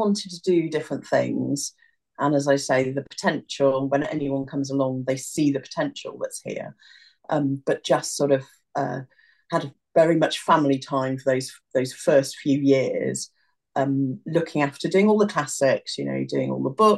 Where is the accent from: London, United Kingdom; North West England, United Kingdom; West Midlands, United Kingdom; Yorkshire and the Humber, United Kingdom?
West Midlands, United Kingdom; Newport; I grew up near Newport, not far from Harper Adams Agriculture College